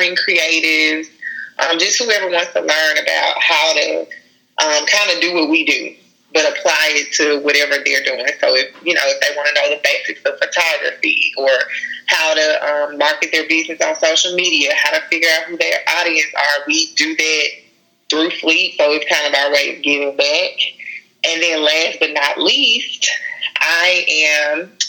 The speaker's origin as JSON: {"language": "English", "town": "Jackson", "region": "Mississippi", "country": "United States", "tie": "born or raised there", "also_born_or_lived": "Lafayette, Louisiana / Baton Rouge, Louisiana", "said": "I like to tell people I'm really from Baton Rouge, even though I've grown up in Jackson. And Jackson is where I consider it to be home"}